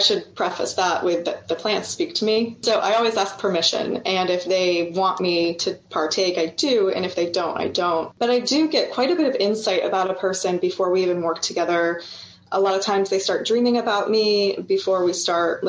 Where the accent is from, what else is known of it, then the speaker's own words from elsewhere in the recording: Orlando, Florida, United States; moved away as an adult; also born or lived in West Coast, United States; I had a Shipibo maestro show up in Orlando, where I lived at the time